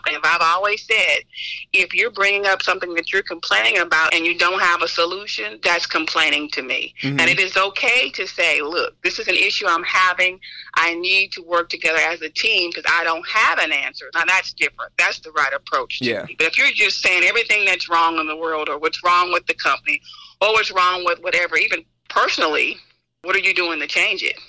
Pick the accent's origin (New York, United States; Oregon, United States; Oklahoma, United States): Oklahoma, United States; now in Olive Branch, United States; I'm from Oklahoma